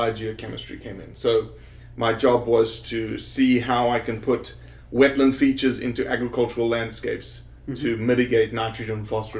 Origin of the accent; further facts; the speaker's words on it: Johannesburg, Gauteng, South Africa; now in United States; I was raised in South Africa. In a town called Johannesburg, 8.5 million people. No opportunities to hunt, no public land, no public licenses.